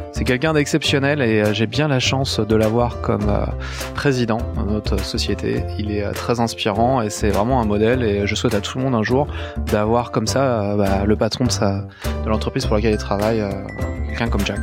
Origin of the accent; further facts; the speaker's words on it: Brittany, France; je suis breton